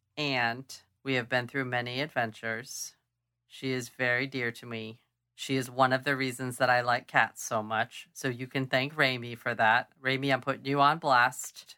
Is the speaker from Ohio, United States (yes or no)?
no; Clovis, California, United States; I grew up near Clovis